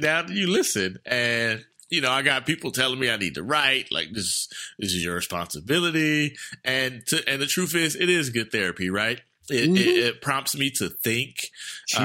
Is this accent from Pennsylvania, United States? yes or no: no; Oakland, California, United States; I'm from East Oakland